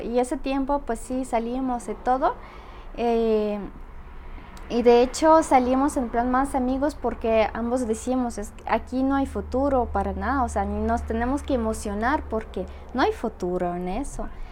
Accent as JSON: {"language": "Spanish", "region": "Saint Petersburg", "country": "Russia", "tie": "born or raised there", "also_born_or_lived": "Spain / Monterrey, Mexico", "second_language": "Spanish", "moved": "as an adult", "lives_now": "Aguascalientes, Mexico", "said": "soy ciudadana rusa, Vengo de San Petersburgo, ya viví hasta 22 años y como 7 años ya vivo en México y como 4 años aquí en Aguascalientes"}